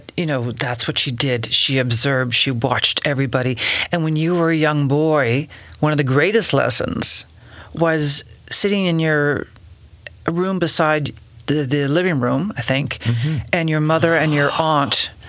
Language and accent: English; Nova Scotia, Canada; I remember families like that growing up in Nova Scotia